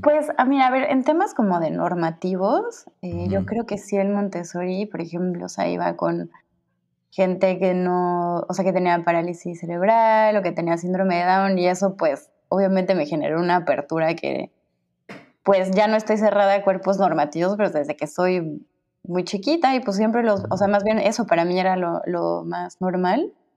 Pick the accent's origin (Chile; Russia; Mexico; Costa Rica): Mexico; Cuernavaca, Morelos; moved away as an adult; also born or lived in Mexico City / Cancún / Mazatlán / Catalonia, Spain; now in Spain; nací en el DF, pero nunca viví ahí hasta la universidad crecí dos años en Cancún, luego unos años en, Mazatlán y luego ya toda mi vida en Cuerna hasta que me fui en la universidad al, al defectuoso